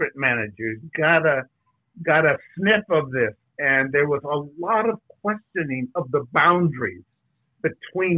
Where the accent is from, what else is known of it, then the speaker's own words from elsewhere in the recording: California, United States; I have been at play in California all my life